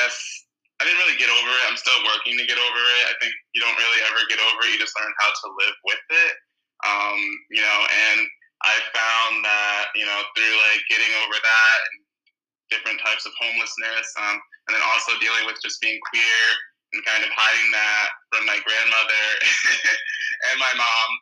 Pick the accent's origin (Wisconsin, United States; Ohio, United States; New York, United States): New York, United States; now in California, United States; I'm from New York, originally. And right now I live in California